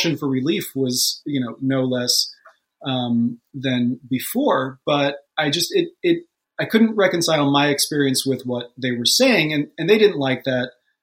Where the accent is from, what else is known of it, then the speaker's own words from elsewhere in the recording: New York, United States; I grew up just outside of New York City. In the suburbs